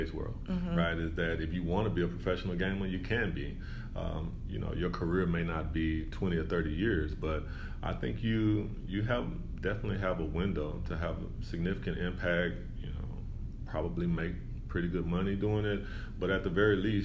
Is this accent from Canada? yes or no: no; Dallas, Texas, United States; so I'm from Dallas originally. I grew up in Dallas